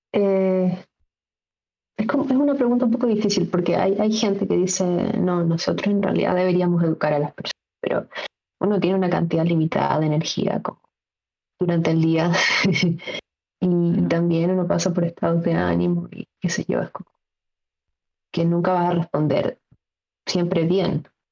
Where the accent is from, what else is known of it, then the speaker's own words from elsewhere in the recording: Chile; como chilenos